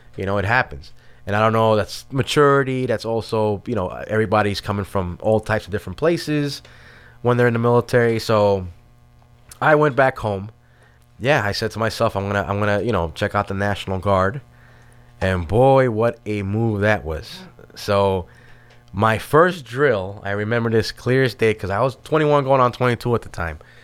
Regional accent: New York City, New York, United States; moved away as an adult; also born or lived in Washington Heights, Manhattan; my family moved to, uh, Brooklyn in Starrett City, which is in the East New York section of Brooklyn. And I kinda grew up there

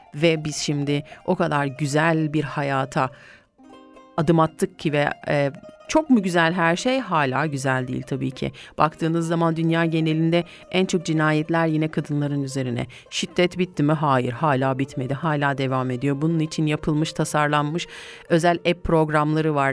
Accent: Kayseri Province, Turkey; Şöyle bir memleketime gideyim geleyim ben ya. Şöyle bir Gayseri'ye gidip gelelim evet.

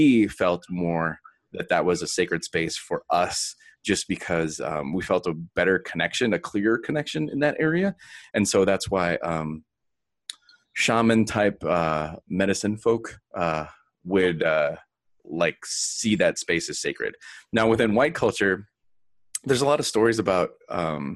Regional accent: Texas, United States; moved away; also born or lived in Minneapolis / Wisconsin; I grew up in Texas

